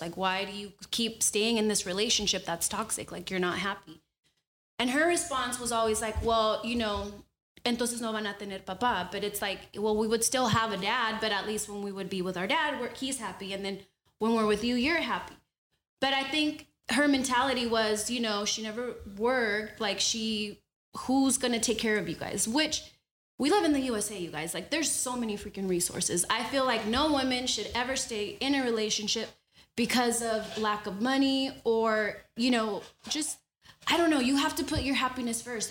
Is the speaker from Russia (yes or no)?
no; Honduras; I'm from Honduras and we use a lot of platanos